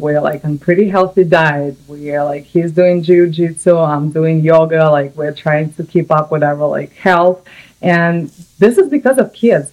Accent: Samara, Samara Oblast, Russia; English is a second language; moved away as an adult; also born or lived in New York, United States; now in California, United States; I'm from Russia originally. My city called Samara. It's like in the middle oh, yeah. of Russia, uh, European part, and I lived there for 24 and a half years

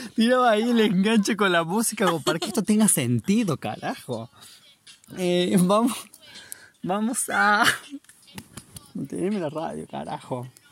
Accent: La Rioja, Argentina; now in New Zealand; vengo desde también de Argentina, La Rioja, y ahora estoy en Tasmania

